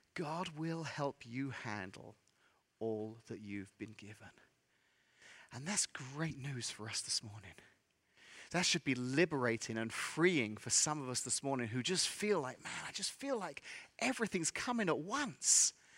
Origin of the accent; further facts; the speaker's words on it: England, United Kingdom; accent: English; moved away as an adult; also born or lived in Central Illinois; now in Illinois, United States; I'm from England, and I moved here, uh, many, many years ago